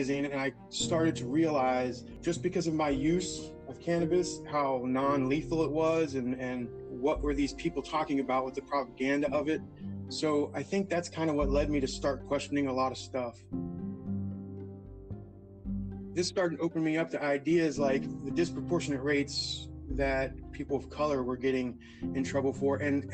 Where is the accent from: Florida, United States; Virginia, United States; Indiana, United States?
Florida, United States; Tampa; also born or lived in Steubenville, Ohio; I was raised by a single mother here in Tampa, Florida, basically. That's where I reside now